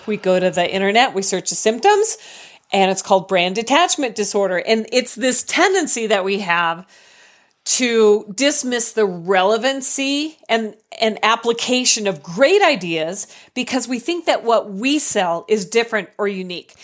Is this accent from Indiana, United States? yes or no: no; Colorado, United States; I'm from Colorado